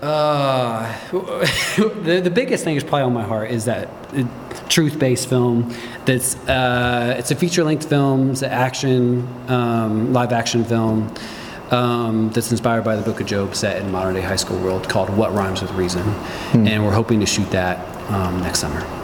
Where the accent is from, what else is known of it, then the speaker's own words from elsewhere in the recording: Midwest, United States; growing up in the Midwest